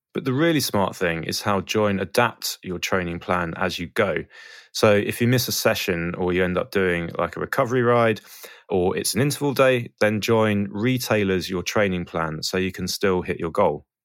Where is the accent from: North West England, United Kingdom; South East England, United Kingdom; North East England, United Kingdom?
South East England, United Kingdom; Brighton; I'm from Brighton